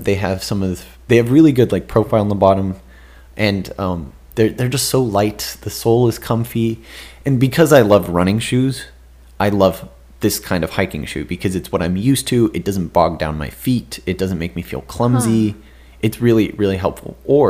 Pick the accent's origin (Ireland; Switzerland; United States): Switzerland; I love summit hiking. It's because I am from Switzerland, you know